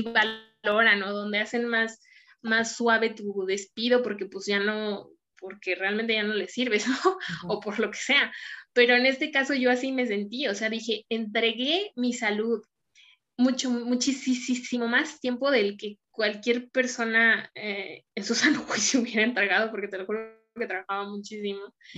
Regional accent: Mexico City, Mexico; now in Saltillo, Mexico; Hoy vivo en Saltillo, yo soy de la Ciudad de México

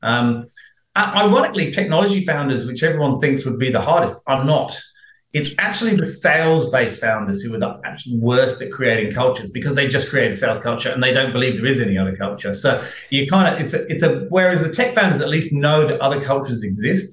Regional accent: United Kingdom; now in Australia; being British, I've been here 22 years now.

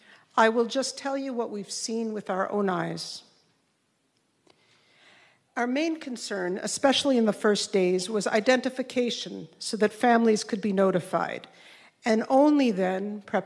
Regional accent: Jerusalem, Jerusalem District, Israel; English is a second language

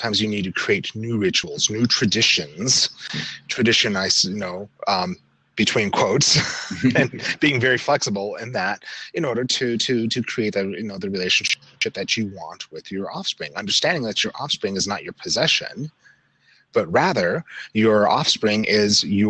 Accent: Salt Lake City, Utah, United States; I grew up in Salt Lake City

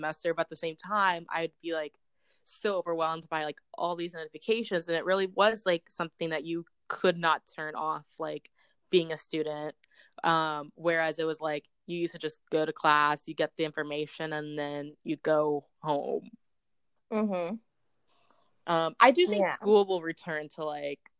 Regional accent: Southlake, Texas, United States; my hometown date would be South Lake.

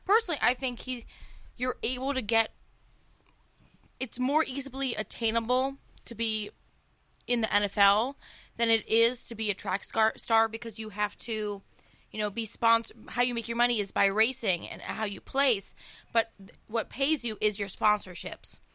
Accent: Howland, Ohio, United States; I'm from Howland

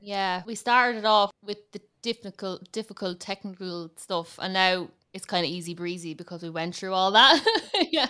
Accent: Ireland; accent: big Irish accent; I'm based in Ireland, as you can probably tell from the big Irish accent

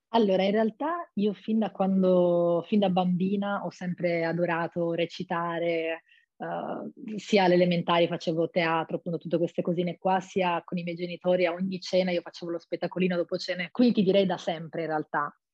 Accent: Monfalcone, Friuli-Venezia Giulia, Italy; moved away as an adult; now in Rome, Italy; sono di Monfalcone, ho 25

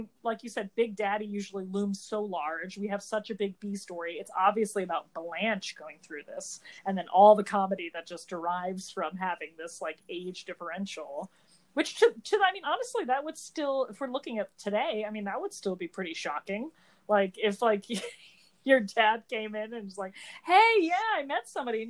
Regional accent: New Jersey, United States; we're both from New Jersey

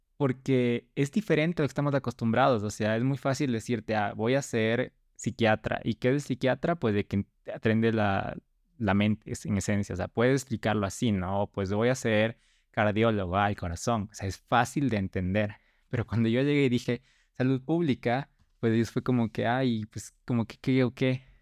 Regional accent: Ecuador; Estudié aquí en Ecuador, soy ecuatoriano

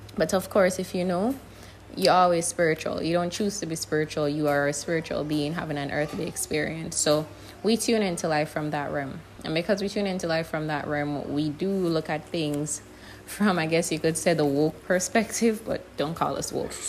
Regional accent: Jamaica; moved away; the thing with Jamaica is we're not really in the media

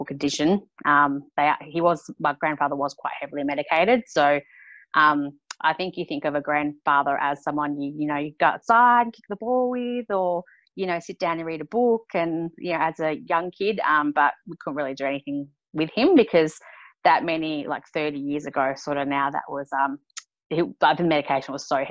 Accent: Queensland, Australia; also born or lived in New South Wales; I was born in New South Wales and we moved to Queensland when I was 8.

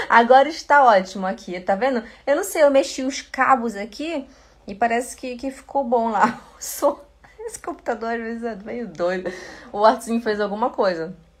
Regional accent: Belém, Pará, Brazil; first language Portuguese; moved away as an adult; now in Switzerland; eu sou de Belém do Pará. Lá no Belém do Pará a gente fala rasti, é, ti, né? Tia, em vez de ser tia, né? Bom dia, em vez de bom dia. Esse é o meu, o meu é, sotaque

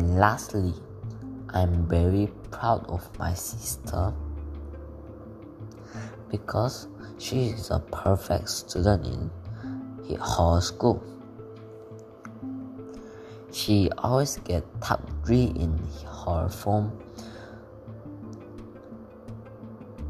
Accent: South Korea; English is a second language; now in Malaysia; I am from Korea and I study in Malaysia International School

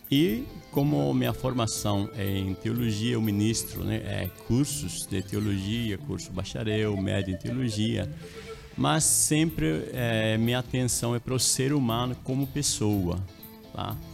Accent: La Paz, Bolivia; Portuguese is a second language; now in Brazil; Isso, eu sou boliviano, né? eu nasci, me criei na capital, em La Paz, Bolívia. Aí eu estou aqui há um tempo, né? mais de 30 anos já aqui

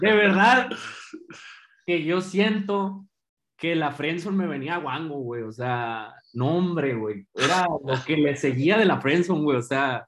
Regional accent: Guadalajara, Jalisco, Mexico; yo crecí aquí en Guadalajara

